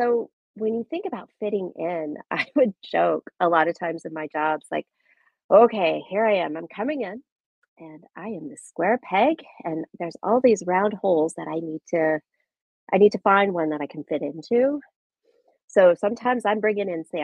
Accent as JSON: {"language": "English", "region": "Nebraska", "country": "United States", "tie": "born or raised there", "moved": "as an adult", "said": "I grew up in Nebraska, in a small town in the northeast part of Nebraska"}